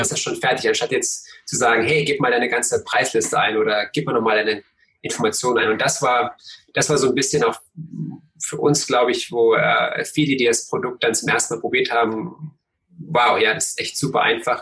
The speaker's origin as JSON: {"language": "German", "town": "Cottbus", "region": "Brandenburg", "country": "Germany", "tie": "born or raised there", "said": "ich bin in Cottbus aufgewachsen"}